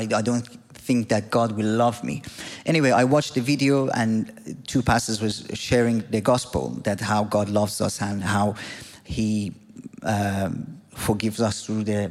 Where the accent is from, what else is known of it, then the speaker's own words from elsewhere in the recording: Iran; moved away; I'm from Iran. I grew up as a nominal Muslim in a country that is ruled by the Islamic government.